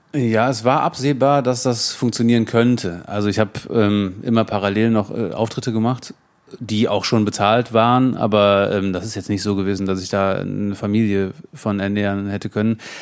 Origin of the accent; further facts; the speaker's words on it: Bergisches Land, North Rhine-Westphalia, Germany; also born or lived in Cologne; Ich bin hier geboren in Köln tatsächlich, Köln? aber aufgewachsen im Bergischen Land.